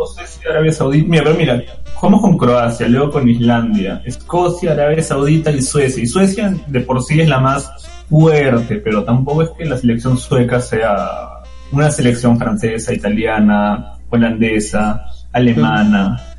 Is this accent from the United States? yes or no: no; Peru